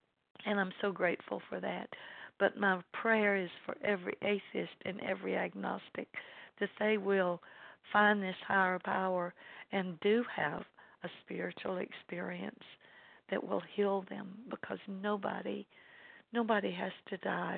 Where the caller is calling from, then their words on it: LaGrange, Georgia, United States; I'm calling in from LaGrange, Georgia